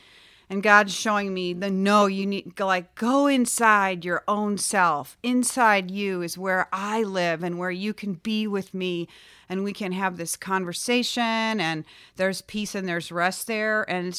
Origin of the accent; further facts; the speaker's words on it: Chicago, Illinois, United States; now in Florida, United States; And in Florida, we don't have basements, but I grew up in Chicago and I had a basement.